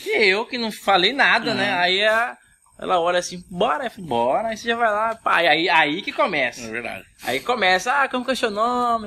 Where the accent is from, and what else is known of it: Cuiabá region, Mato Grosso, Brazil